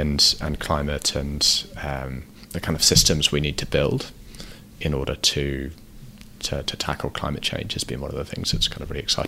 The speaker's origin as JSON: {"language": "English", "town": "Ottawa", "region": "Ontario", "country": "Canada", "tie": "born or raised there", "moved": "yes", "lives_now": "Vancouver, Canada", "said": "I grew up in Ottawa"}